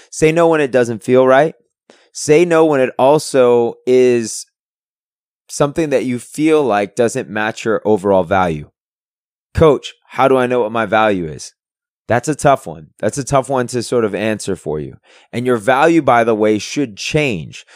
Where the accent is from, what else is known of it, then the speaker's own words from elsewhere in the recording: San Francisco, California, United States; moved away; I'm originally from San Francisco.